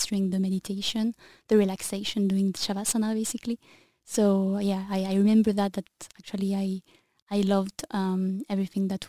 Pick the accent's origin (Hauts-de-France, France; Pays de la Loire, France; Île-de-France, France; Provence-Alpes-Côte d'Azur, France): Provence-Alpes-Côte d'Azur, France; Sainte-Maxime; moved away as an adult; also born or lived in Paris / New Zealand; now in Brussels, Belgium; I come from the south of France, Saint-Maxime actually, which is between Marseille and Nice